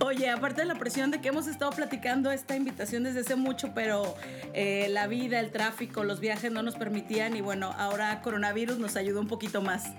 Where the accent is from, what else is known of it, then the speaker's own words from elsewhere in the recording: Monterrey, Nuevo León, Mexico; yo que soy de Monterrey